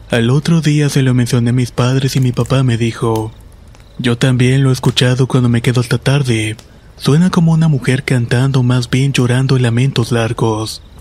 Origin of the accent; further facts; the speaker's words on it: Aibonito, Puerto Rico; soy de Ibonito, Puerto Rico.